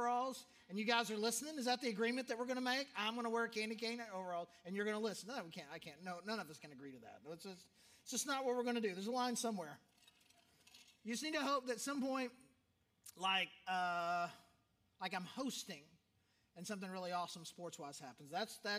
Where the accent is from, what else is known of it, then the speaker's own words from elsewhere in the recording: Arkansas, United States; growing up in Arkansas